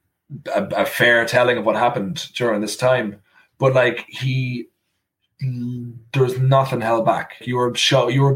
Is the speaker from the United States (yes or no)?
no; Ireland; I am from Ireland. I grew up in Ireland.